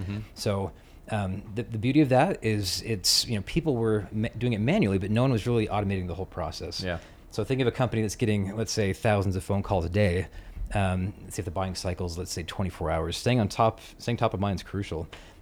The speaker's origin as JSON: {"language": "English", "town": "St. George", "region": "Utah", "country": "United States", "tie": "born or raised there", "said": "one of my best buddies that I grew up with in St. George named Dane Jorgensen was big in the affiliate space"}